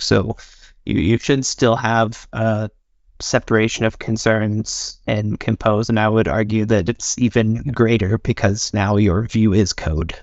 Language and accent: English; United States; now in Norway; I'm from America, living in Norway.